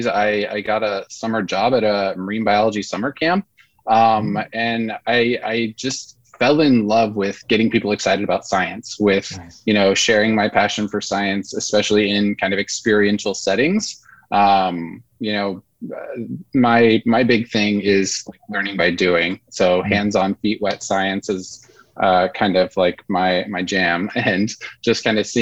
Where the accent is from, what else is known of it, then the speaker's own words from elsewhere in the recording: southern United States, Georgia, United States; being a seven-year-old growing up in Georgia, southern United States